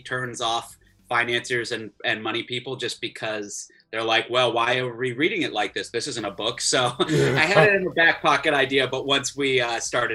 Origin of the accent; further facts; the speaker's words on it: Florida, United States; I grew up in Florida